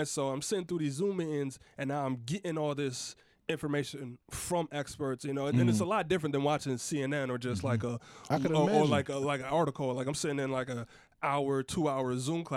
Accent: Connecticut, United States; I'm from Connecticut. I go back home

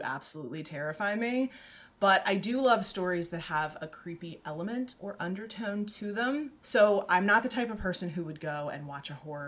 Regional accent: Southwest, United States; I was born in the Southwest

